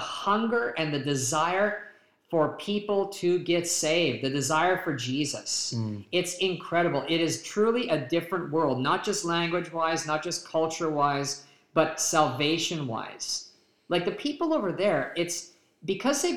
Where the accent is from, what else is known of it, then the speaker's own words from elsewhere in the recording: Canada; now in United States; we live in the U.S. and we're from Canada.